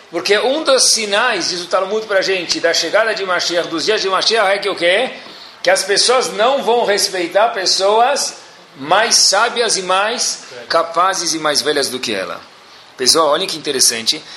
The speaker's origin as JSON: {"language": "Portuguese", "town": "Brasília", "region": "Federal District", "country": "Brazil", "said": "sou de Brasília"}